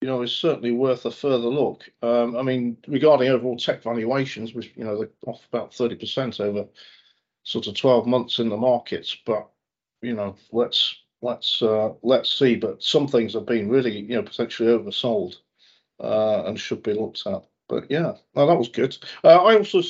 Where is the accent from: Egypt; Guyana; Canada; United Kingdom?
United Kingdom; near Northwich, North West England; I was born near Northwich